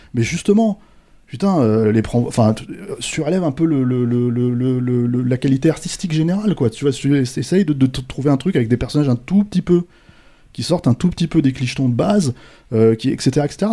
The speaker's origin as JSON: {"language": "French", "country": "France", "said": "on est français"}